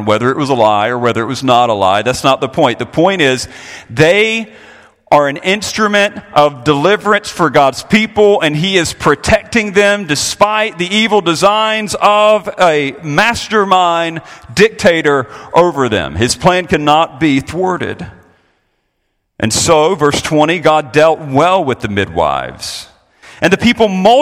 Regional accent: Florida, United States; I'm a Floridian.

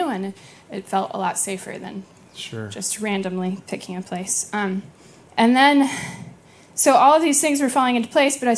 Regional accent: Blacksburg, Virginia, United States; moved away as an adult; I'm from Blacksburg, Virginia

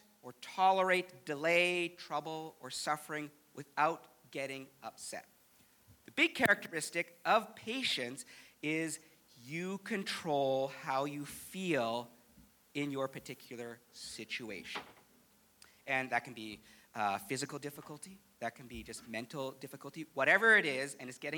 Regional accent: Canada; me, as a Canadian

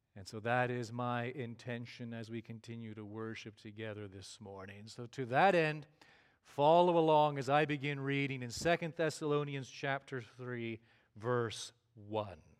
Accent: Canada; moved away as an adult; also born or lived in Glen Rose, Texas / Toronto area; now in Granbury, United States; we went back home to Canada

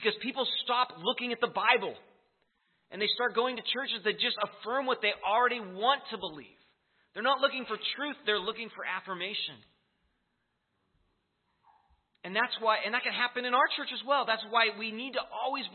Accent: United States; being an American

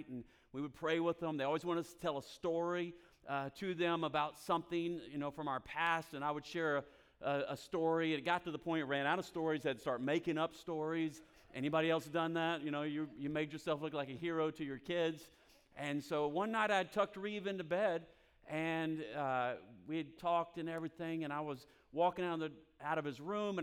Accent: Florida, United States; moved away as an adult; now in North Carolina, United States; I grew up in Florida

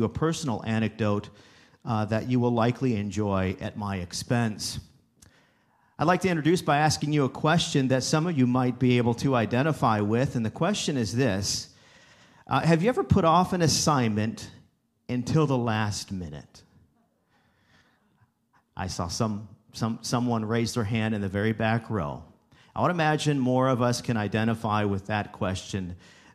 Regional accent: Wauseon, Ohio, United States; also born or lived in Abilene, Texas; Northwest Ohio is where I landed. In fact, that's my area where I grew up. I came back to my hometown of Wauseon, Ohio

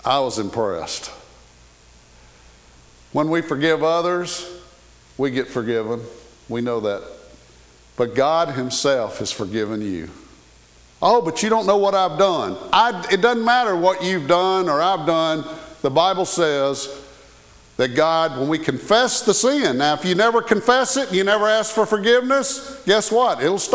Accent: the South, United States; I was raised in the South, and we say ma'am

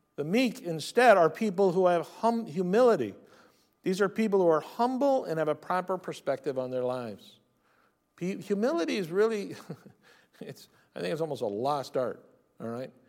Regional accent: near San Francisco, California, United States; Growing up near San Francisco

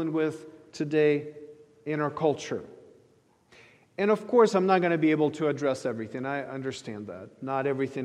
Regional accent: Ukraine; moved away; I grew up in the Soviet Ukraine, as many of you know, and I grew up in a thoroughly secular society

